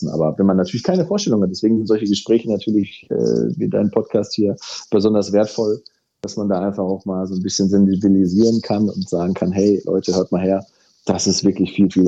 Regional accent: North Rhine-Westphalia, Germany; wir kommen ja hier halt aus dem Ruhrgebiet

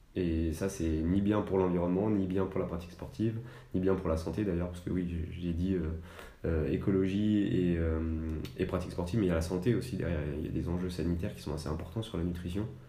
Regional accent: Annecy, Auvergne-Rhône-Alpes, France; je suis originaire d'Annecy, donc je suis vraiment un, un local.

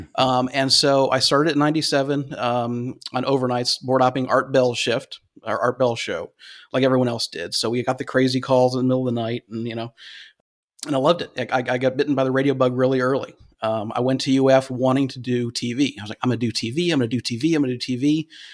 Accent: Cleveland, Ohio, United States; moved away; originally from, originally from Cleveland, Ohio

